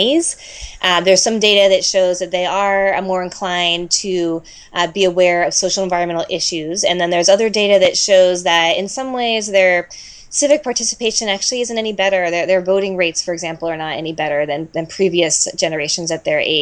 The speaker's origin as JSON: {"language": "English", "town": "Washington", "region": "District of Columbia", "country": "United States", "tie": "born or raised there", "said": "When I was growing up, I did a lot of volunteer work in my hometown in Washington, D.C."}